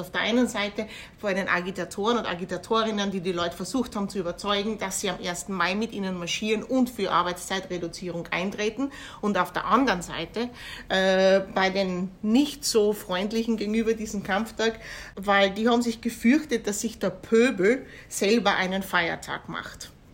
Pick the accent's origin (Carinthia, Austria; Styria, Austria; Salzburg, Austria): Styria, Austria; Kapfenberg; Wie in Kapfenberg, wo ich herkomme